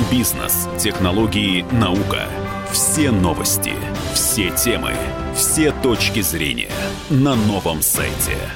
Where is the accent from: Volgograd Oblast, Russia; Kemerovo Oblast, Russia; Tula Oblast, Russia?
Volgograd Oblast, Russia; Volgograd; also born or lived in Saint Petersburg; В Санкт-Петербурге я родился, а в Волгограде я вырос, поэтому оба эти города для меня очень близки.